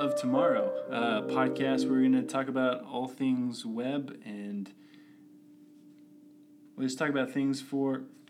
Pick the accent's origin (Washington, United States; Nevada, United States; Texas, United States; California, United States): Texas, United States; Stephenville; moved away as an adult; now in Utah, United States; I grew up in Stephenville, Texas.